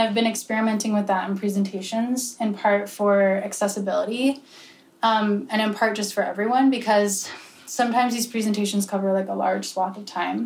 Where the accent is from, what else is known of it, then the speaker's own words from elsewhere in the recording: Pennsylvania, United States; I'm from Pennsylvania.